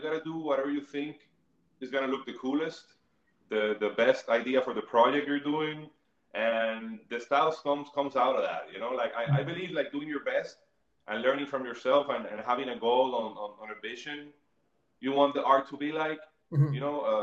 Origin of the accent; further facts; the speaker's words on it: Bayamón, Puerto Rico; I grew up in Bayamón